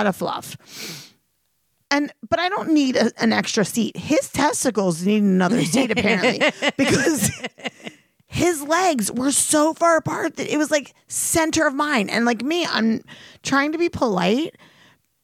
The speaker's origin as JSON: {"language": "English", "area": "Delaware County", "region": "Pennsylvania", "country": "United States", "accent": "Delco", "said": "I become Delco"}